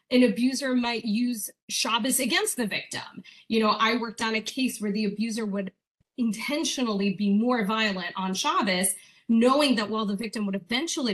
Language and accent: English; Hawaii, United States; I grew up in Hawaii, so very, very out of town